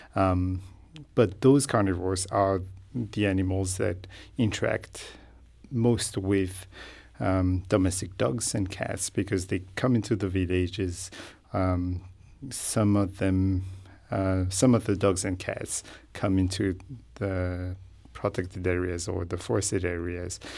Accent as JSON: {"language": "English", "country": "Madagascar", "tie": "born or raised there", "said": "So, I grew up in Madagascar. I trained as a veterinarian in Madagascar."}